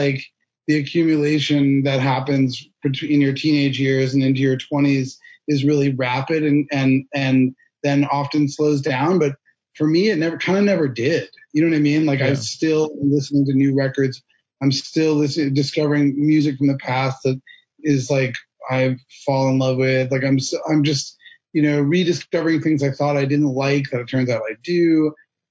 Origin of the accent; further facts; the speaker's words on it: Cambridge, Massachusetts, United States; I was born and raised in Boston, actually specifically in Cambridge, Massachusetts